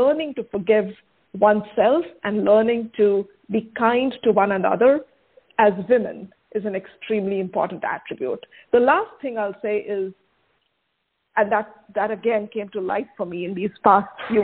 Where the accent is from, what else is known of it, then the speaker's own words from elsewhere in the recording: India; now in United States; my home country, right, the place of my birth, which is India